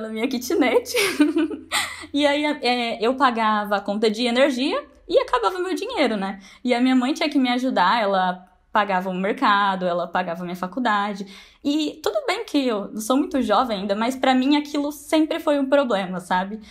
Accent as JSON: {"language": "Portuguese", "town": "Braúna", "region": "São Paulo", "country": "Brazil", "said": "eu sou de Braúna, uma cidadezinha de 5 mil habitantes"}